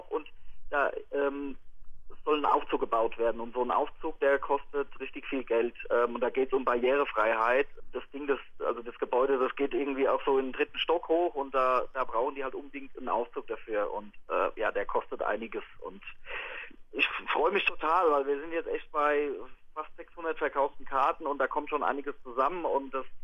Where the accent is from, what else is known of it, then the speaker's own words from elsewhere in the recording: Ober-Ramstadt, Hesse, Germany; weil ich bin aus Oberramstadt und kenne den Waldhof und finde es eine tolle Einrichtung.